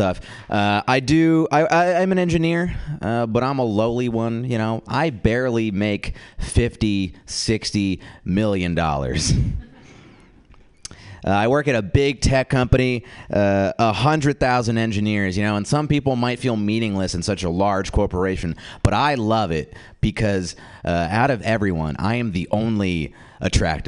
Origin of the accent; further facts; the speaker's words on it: the Bay Area, California, United States; I did grow up in the Bay